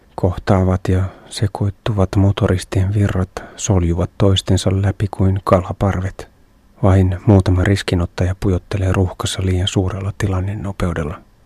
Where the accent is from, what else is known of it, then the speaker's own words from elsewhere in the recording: Finland; olen Suomesta